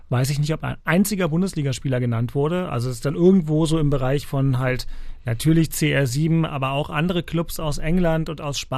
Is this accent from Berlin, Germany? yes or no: yes; Berlin, Germany; Bremen an sich da blutet einem ja als Berliner ein bisschen das Herz, als Berliner Fußballfan.